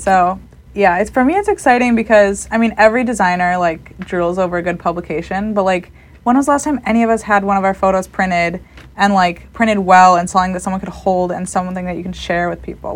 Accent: Elgin, Illinois, United States; now in Chicago, United States; I am from Elgin, Illinois, which is a little suburb outside of Chicago

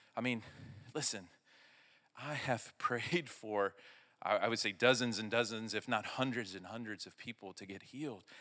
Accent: Arkansas, United States; I'm from Arkansas

